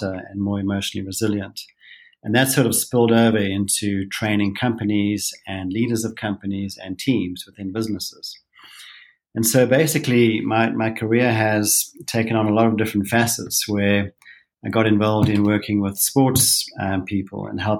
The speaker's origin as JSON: {"language": "English", "country": "South Africa", "moved": "as an adult", "lives_now": "Utah, United States", "said": "I'm a South African"}